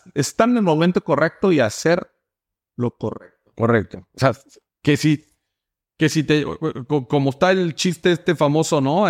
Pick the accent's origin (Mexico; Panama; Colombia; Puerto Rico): Mexico; moved away as an adult; now in United States; yo soy mexicano